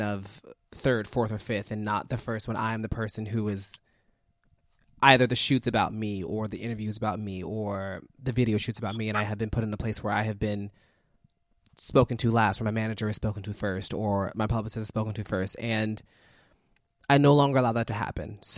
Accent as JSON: {"language": "English", "town": "Philadelphia", "region": "Pennsylvania", "country": "United States", "said": "I'm from North Philly. I'm from 33rd and Diamond"}